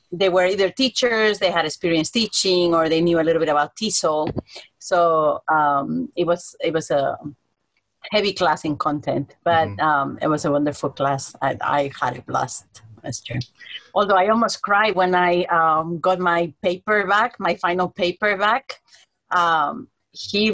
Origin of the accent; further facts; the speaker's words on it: Spain; moved away as an adult; now in Hawaii, United States; I'm originally from Spain, but I've been here 29 years already